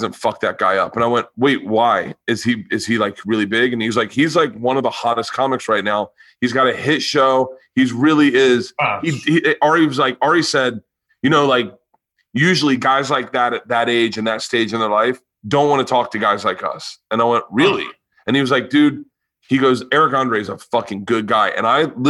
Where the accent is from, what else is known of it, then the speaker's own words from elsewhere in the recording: Tampa, Florida, United States; I'm from Florida also